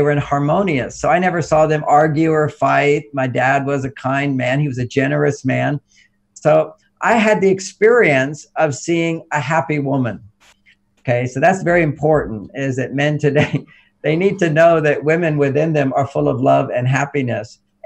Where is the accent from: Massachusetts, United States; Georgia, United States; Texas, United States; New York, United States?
Texas, United States; I grew up in Texas